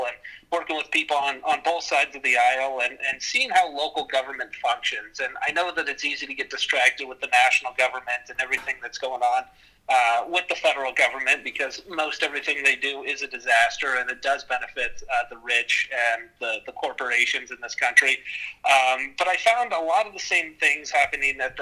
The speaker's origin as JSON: {"language": "English", "town": "Libby", "region": "Montana", "country": "United States", "tie": "born or raised there", "lives_now": "Missoula, United States", "said": "I grew up in Libby, Montana"}